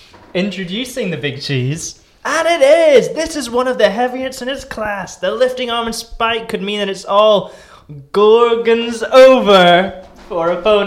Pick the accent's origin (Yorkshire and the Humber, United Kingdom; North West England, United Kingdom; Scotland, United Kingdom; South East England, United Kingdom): Scotland, United Kingdom; outside Aberdeen; I grew up 10 miles outside of Aberdeen, so I grew up in the middle of nowhere.